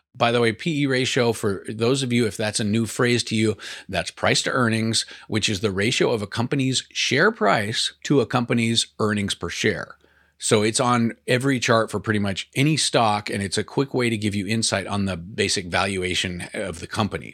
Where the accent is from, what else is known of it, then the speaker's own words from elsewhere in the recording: Portland, Oregon, United States; I'm from Portland